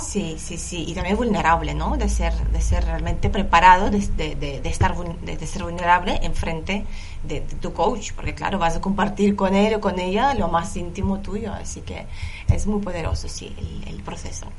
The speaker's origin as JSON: {"language": "Spanish", "country": "Lithuania", "second_language": "Spanish", "moved": "as an adult", "lives_now": "Barcelona, Spain", "said": "Yo soy de Lituania"}